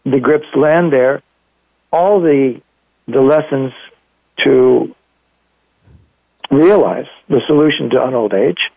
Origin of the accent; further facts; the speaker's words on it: Los Angeles, California, United States; moved away; also born or lived in Monterey Peninsula; I was born and raised in Los Angeles